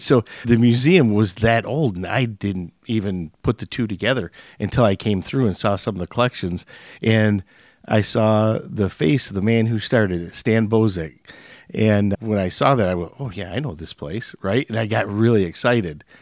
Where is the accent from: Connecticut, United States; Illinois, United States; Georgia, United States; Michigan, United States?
Michigan, United States; Hemlock; I grew up in Hemlock, and as the people in Frankenmuth would call me, I'm a West Sider, West Side